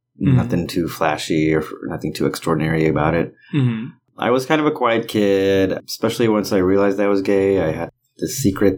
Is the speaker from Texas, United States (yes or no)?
yes; Dallas, Texas, United States; now in Washington, D.C., United States; I'm originally from Dallas, but have been living in DC for